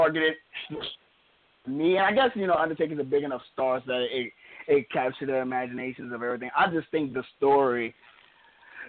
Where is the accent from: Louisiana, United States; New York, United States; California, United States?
Louisiana, United States; from Louisiana